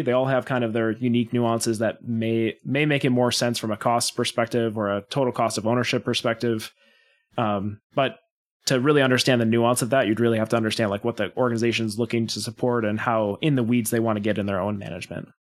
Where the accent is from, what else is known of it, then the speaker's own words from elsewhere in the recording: Wisconsin, United States; born and raised in Wisconsin